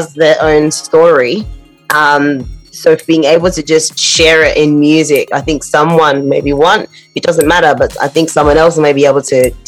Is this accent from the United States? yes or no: no; Australia; moved away as an adult; now in London, United Kingdom; as dark skin, as black people growing up in Australia